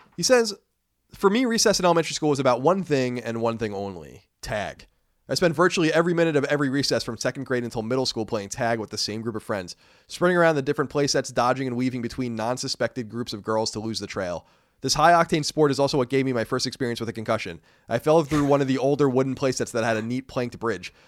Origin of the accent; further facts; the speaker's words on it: Brookhaven, New York, United States; We grew up in Brookhaven Hamlet, so it's kinda like this is adjacent place. We went to Belport High School